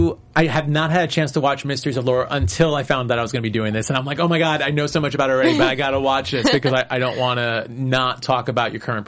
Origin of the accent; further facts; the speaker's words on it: New York City, New York, United States; I'm a New Yorker